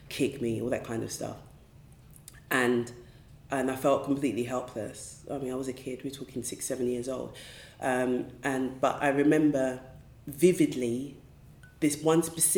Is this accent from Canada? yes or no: no; London, United Kingdom; also born or lived in Woolwich; I haven't moved that far away from where I was raised, to be honest. I was born in Greenwich, South East London